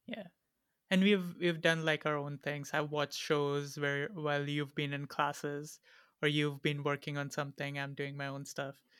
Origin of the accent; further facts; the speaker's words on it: India; English is a second language; being an Indian citizen